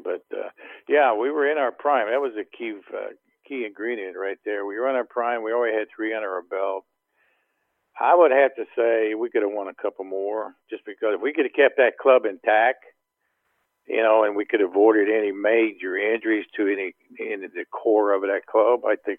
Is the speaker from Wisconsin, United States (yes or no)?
no; Ohio, United States; I'm from Ohio